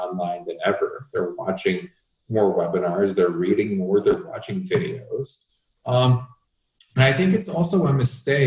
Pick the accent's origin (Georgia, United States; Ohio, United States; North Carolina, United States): Georgia, United States; Atlanta; moved away as an adult; also born or lived in Las Vegas; now in Scottsdale, United States; I grew up in the Atlanta area, and they still live out in Atlanta